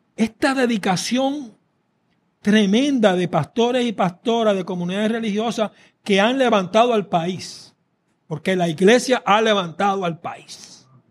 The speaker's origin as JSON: {"language": "Spanish", "country": "Puerto Rico"}